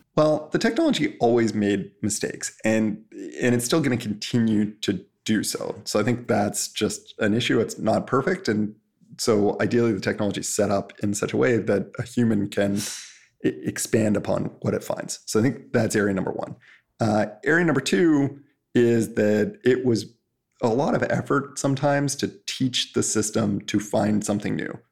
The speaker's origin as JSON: {"language": "English", "country": "Canada", "said": "I'm Canadian"}